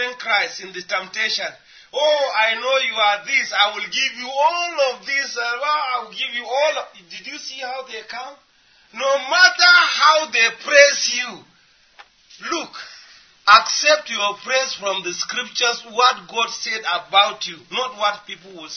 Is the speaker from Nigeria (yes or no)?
yes; Nigeria; We came from Nigeria